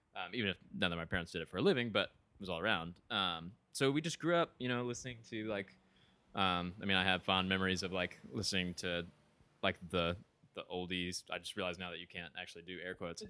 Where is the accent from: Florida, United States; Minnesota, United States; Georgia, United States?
Georgia, United States; Ringgold; moved away as an adult; now in Evanston, United States; from a small town right outside of Chattanooga, Tennessee, called Ringgold, Georgia